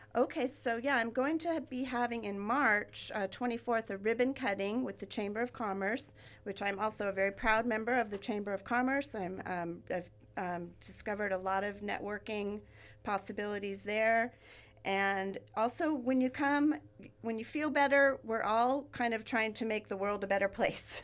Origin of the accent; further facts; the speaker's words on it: Ventura, California, United States; I grew up here in Ventura, and I live now where I grew up